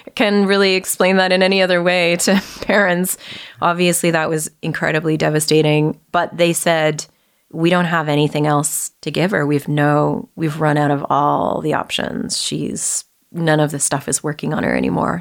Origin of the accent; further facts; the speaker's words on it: Vancouver, British Columbia, Canada; moved away as an adult; also born or lived in Toronto; I grew up uh, in Vancouver all the way through until uh, I finished high school. And then shortly after that, I uh, moved away to Toronto